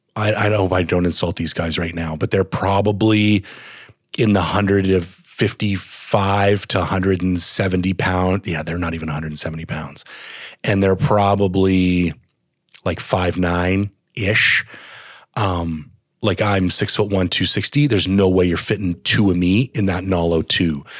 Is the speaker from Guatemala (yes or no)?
no; Canada; I'm a Canadian